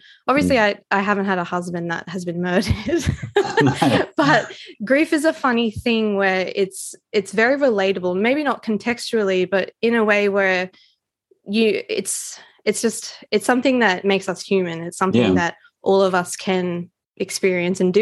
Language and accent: English; Australia; as an Australian author